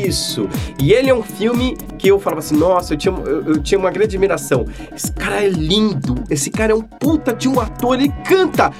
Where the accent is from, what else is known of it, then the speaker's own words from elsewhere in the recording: Ceará, Brazil; o nordestino aqui que eu sou cearense